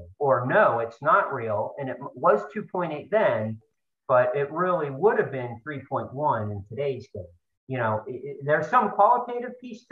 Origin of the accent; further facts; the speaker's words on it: State College, Pennsylvania, United States; moved away; also born or lived in Baltimore; I'm from Central Pennsylvania. My dad's a Nittany Lion, and growing up in State College